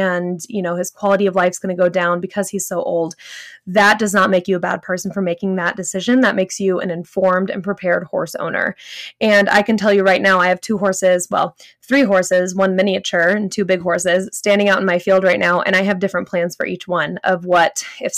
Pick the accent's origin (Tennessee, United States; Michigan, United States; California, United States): California, United States; Los Angeles; now in Northern Colorado, United States; Growing up in Southern California, Northern LA area